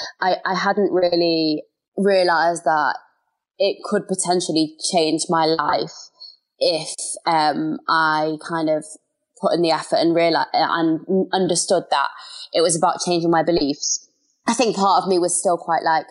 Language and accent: English; London, United Kingdom; I am from London.